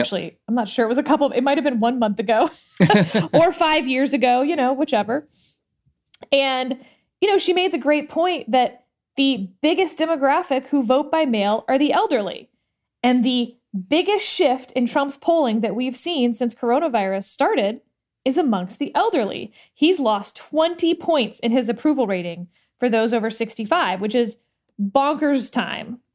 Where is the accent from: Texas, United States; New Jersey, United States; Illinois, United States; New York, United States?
Texas, United States; in Texas, this is my home state